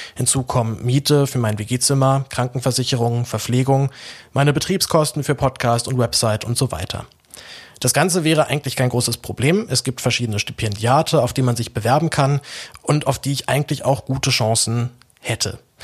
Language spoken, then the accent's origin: German; Berlin, Germany; geboren und aufgewachsen in Berlin